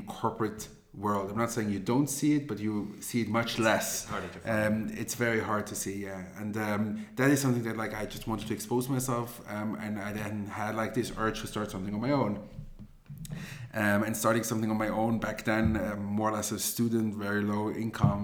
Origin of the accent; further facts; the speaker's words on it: Zurich, Switzerland; also born or lived in Israel; I grew up here in Zurich. Then after I finished my high school, I moved to Israel